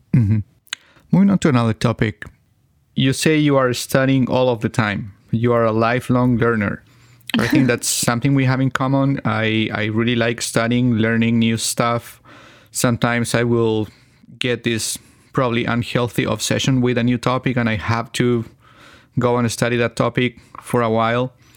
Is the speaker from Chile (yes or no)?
yes; Chile; first language Spanish; English is a second language; my native language is Spanish, but I'm from Chile